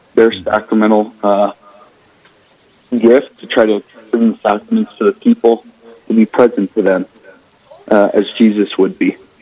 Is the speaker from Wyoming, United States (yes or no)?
yes; Torrington, Wyoming, United States; moved away as an adult; I grew up originally in Torrington, Wyoming, all the way south, uh, north of Cheyenne, right by Nebraska, little farm community.